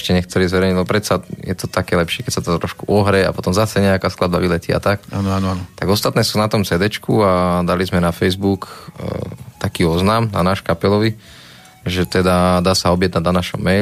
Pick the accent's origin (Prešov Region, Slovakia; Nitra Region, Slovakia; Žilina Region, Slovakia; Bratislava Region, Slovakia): Nitra Region, Slovakia; Nitra; my sme z Nitry